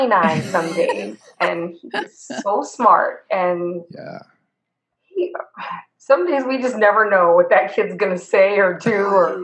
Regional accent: Southern California, United States; I grew up in SoCal

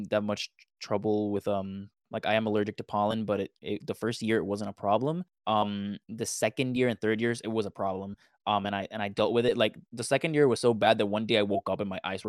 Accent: Puerto Rico; I'm from Puerto Rico

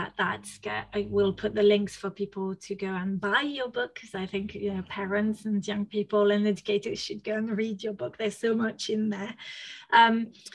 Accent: France; also born or lived in Spain; now in United Kingdom; I grew up in France, mm-hmm. Then lived in Spain for a bit, then moved to the UK

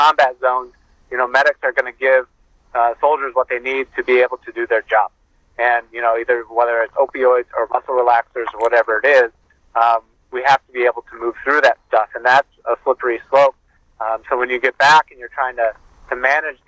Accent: Milwaukee, Wisconsin, United States; my hometown of Milwaukee, Wisconsin

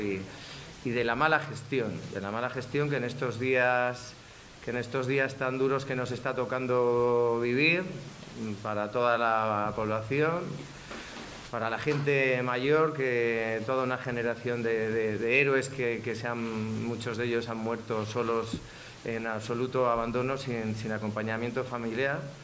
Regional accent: Spain; como español

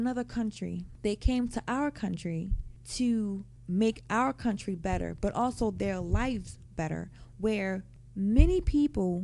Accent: United States

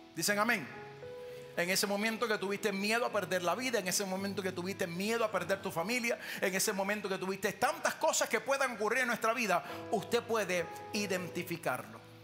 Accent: Puerto Rico; yo nací, me crié en Puerto Rico

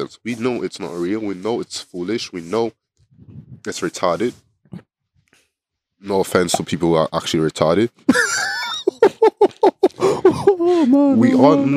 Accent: Sapele, Delta, Nigeria; moved away; my Coca-Cola company in my hometown, Sapele

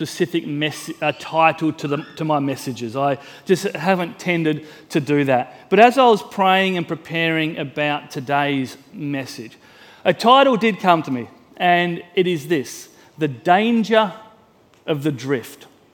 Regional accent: Mildura, Victoria, Australia; I grew up in Mildura

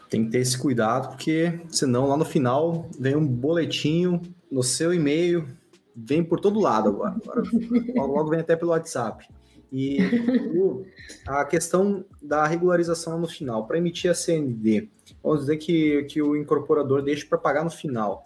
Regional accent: west of Santa Catarina, Brazil; lá onde eu, onde eu nasci, lá com essa temperatura

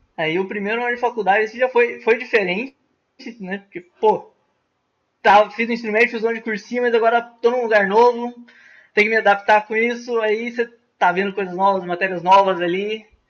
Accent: Foz do Iguaçu, Paraná, Brazil; moved away as an adult; also born or lived in Presidente Prudente; eu vim de Foz do Iguaçu

